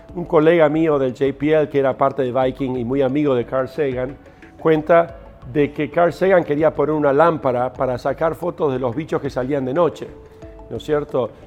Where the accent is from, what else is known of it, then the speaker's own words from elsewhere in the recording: Buenos Aires, Argentina; moved away; also born or lived in Río Negro; crecí acá en Buenos Aires